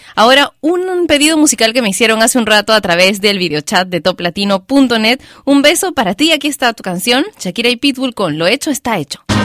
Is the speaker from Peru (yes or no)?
yes; Peru; mi país, Perú